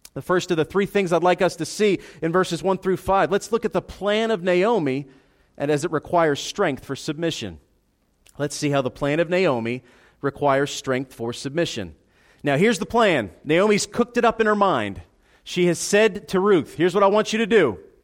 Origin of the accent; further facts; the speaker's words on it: United States; we're American in 2018